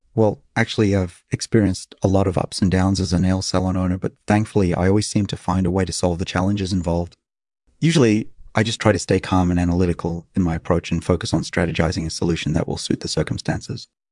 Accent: Luanda, Luanda Province, Angola; moved away as an adult; also born or lived in São Paulo, Brazil; I was actually born and raised in Angola. I grew up in the capital city of Luanda

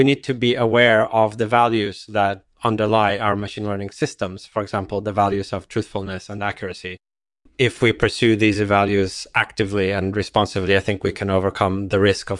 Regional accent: England, United Kingdom; born there; I was born in England in 1963 and grew up in a relatively secular household

